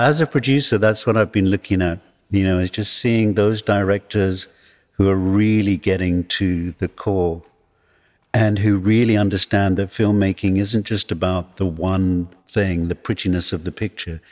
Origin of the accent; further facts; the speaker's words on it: England, United Kingdom; also born or lived in Johannesburg, South Africa; now in South Africa; being born here and growing up in exile